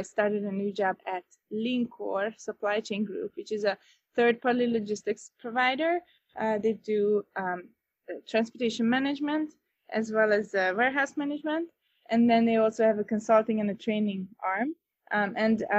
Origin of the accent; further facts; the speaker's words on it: Northern Hungary, Hungary; moved away as an adult; also born or lived in Budapest; now in Chicago, United States; I am originally from Hungary, Northern Hungary. I was born and raised there